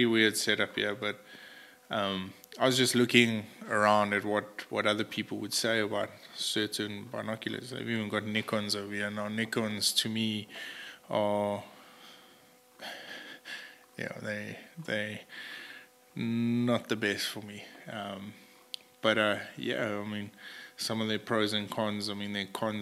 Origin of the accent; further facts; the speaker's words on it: South Africa; as a South African professional hunter